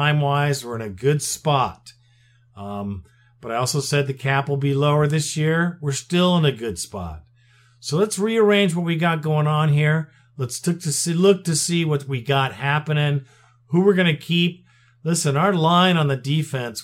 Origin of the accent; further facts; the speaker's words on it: United States; As an American